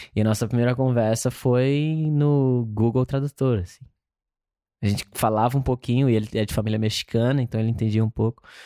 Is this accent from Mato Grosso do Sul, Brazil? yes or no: yes; Campo Grande, Mato Grosso do Sul, Brazil; moved away as an adult; now in Los Angeles, United States; nasci em Campo Grande, Mato Grosso do Sul